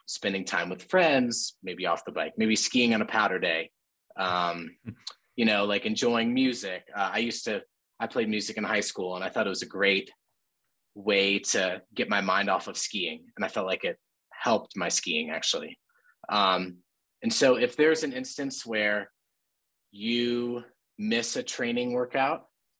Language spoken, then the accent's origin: English; Bozeman, Montana, United States; we grew up in Bozeman